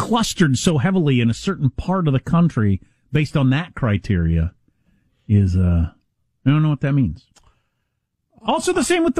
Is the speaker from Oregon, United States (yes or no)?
no; South Dakota, United States; I'm from South Dakota